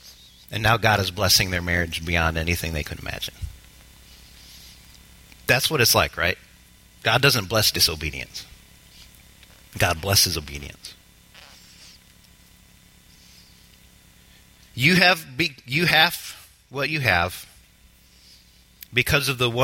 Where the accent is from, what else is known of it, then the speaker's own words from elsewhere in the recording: United States; We as the American church